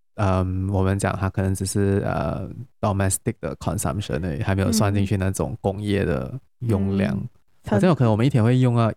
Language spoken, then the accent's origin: Chinese; Malaysia; 我们马来西亚人好像是呃的那个，就是我们在活着的那个鸡的那个数量好像是有一亿只